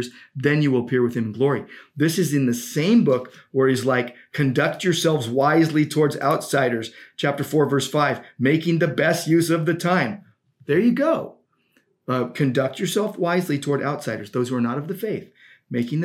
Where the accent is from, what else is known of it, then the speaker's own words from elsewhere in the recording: United States; I'm an American.